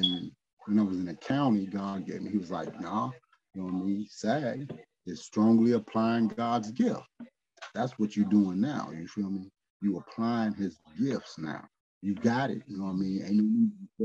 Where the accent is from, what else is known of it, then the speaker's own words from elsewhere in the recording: Midwest, United States; I'm from the Midwest.